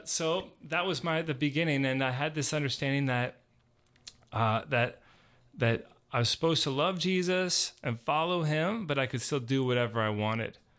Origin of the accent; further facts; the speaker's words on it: Georgia, United States; I grew up here in Georgia